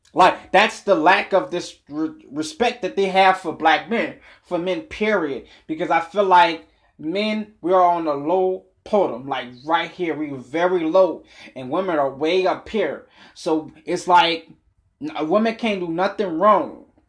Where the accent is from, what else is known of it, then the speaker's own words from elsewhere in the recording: New Orleans, Louisiana, United States; also born or lived in Boston, Massachusetts; I've been in New Orleans since I was six years old